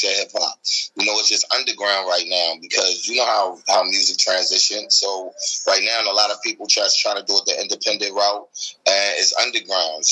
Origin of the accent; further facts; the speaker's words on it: Baltimore, Maryland, United States; we come from Baltimore